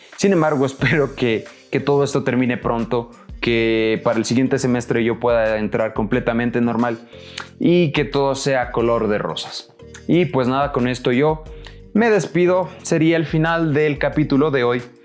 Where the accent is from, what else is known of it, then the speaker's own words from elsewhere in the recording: Ecuador; yo soy de Ecuador